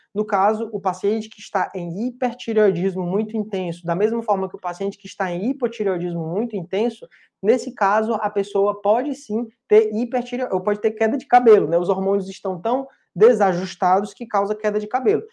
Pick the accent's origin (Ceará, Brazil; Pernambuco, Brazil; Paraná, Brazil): Ceará, Brazil; Fortaleza; eu sou de Fortaleza